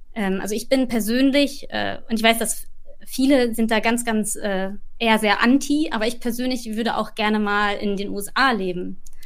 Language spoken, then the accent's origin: German; Ruhr area, North Rhine-Westphalia, Germany; moved away as an adult; now in London, United Kingdom; Ich komme aber auch aus dem Ruhrgebiet